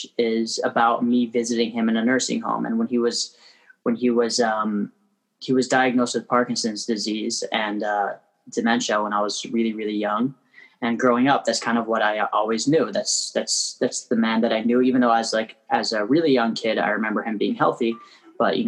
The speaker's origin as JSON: {"language": "English", "town": "Toronto", "region": "Ontario", "country": "Canada", "tie": "born or raised there", "also_born_or_lived": "Crown Heights, Brooklyn, New York", "moved": "as an adult", "lives_now": "New York, United States", "said": "I was born and raised in Toronto. I live in Crown Heights now."}